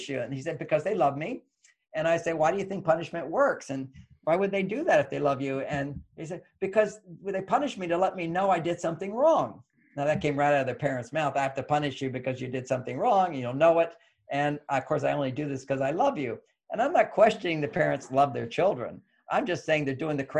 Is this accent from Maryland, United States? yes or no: no; Texas, United States; moved away; I grew up in Texas